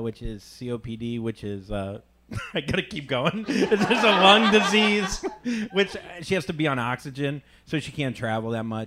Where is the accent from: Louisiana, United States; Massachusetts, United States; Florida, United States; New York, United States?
Florida, United States; We grew up in Florida.